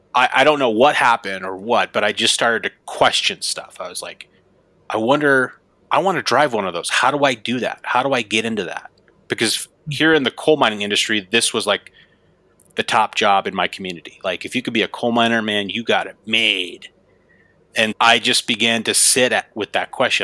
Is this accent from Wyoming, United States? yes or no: yes; Gillette, Wyoming, United States; that's where I'm, where I'm from, Gillette, Wyoming.